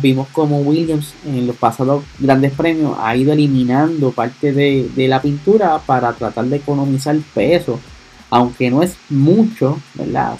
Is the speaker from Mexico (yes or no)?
no; Puerto Rico; soy acá boricua